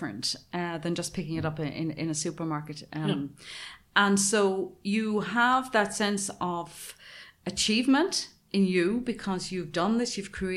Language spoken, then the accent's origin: English; Ireland; I grew up in Ireland. I lived in the country.